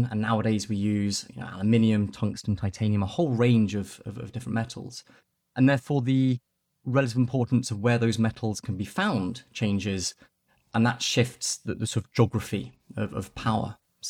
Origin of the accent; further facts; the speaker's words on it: Nairobi, Kenya; I grew up in Nairobi in Kenya when my family was living overseas.